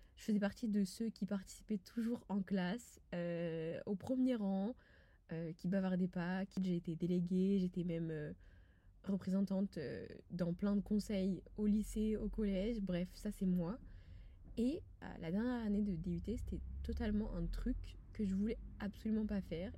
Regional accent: France; je suis française quand je suis à l'étranger. Pour moi cela va de soi, j'y suis née, j'y ai grandi et j'y vis

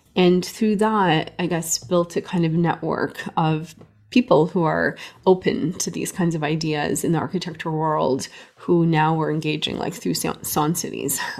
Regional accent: Canada; also born or lived in Beirut, Lebanon; I grew up in Canada, born in Beirut, Lebanon, uh, to Armenian parents

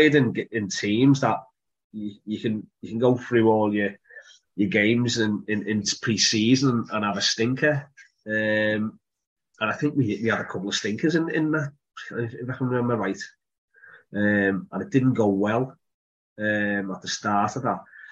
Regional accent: Liverpool, North West England, United Kingdom; accent: Scouse; from being a Scouser, from an Evertonian, playing for Liverpool and growing up in Liverpool, in the 80s

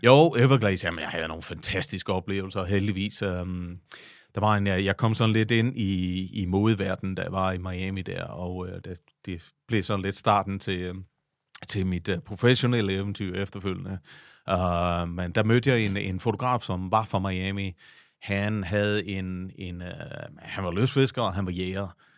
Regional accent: Vejle, Southern Denmark, Denmark; moved away as an adult; also born or lived in New York / Italy; jeg er født og opvokset lige uden for Vejle

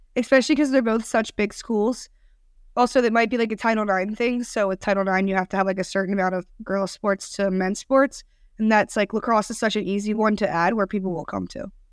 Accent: Maryland, United States; now in Cincinnati, United States; I'm from Maryland

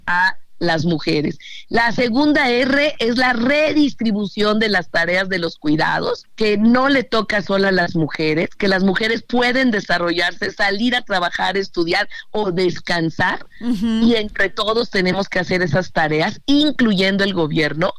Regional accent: Mexico City, Mexico; Yo soy orgullosa chilanga

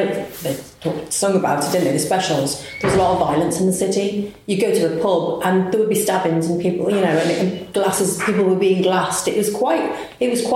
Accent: Liverpool, North West England, United Kingdom; moved away; also born or lived in Coventry; I'm from Liverpool, which is rough anyway, and I came to Coventry

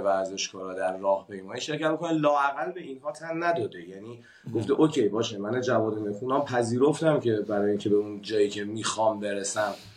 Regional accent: Iran; moved away as an adult; من زمانی که از ایران مهاجرت کردم

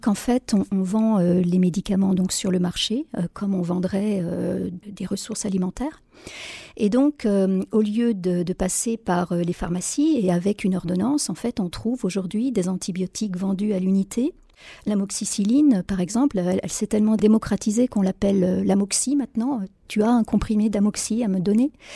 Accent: France; chez nous en France

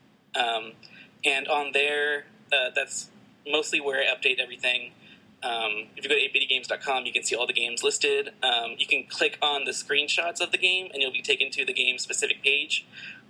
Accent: San Antonio, Texas, United States; now in Boston, United States; I live in Boston right now, but I'm originally from San Antonio.

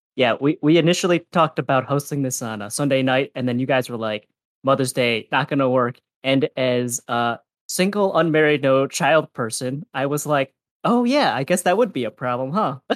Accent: Wisconsin, United States; I'm from Wisconsin

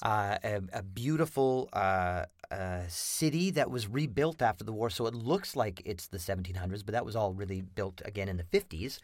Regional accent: Lethbridge, Alberta, Canada; I was born and raised in Lethbridge, Alberta

